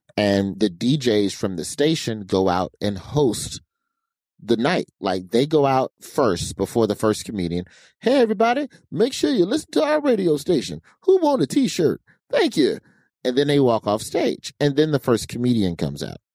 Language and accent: English; Birmingham, Alabama, United States; I was from Birmingham and the comedy club in Birmingham, the Stardome